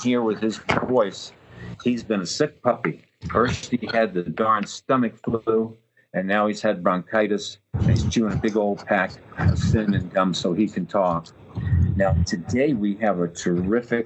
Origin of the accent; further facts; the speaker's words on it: New York City, New York, United States; I come from Brooklyn, New York, and have a pretty wild accent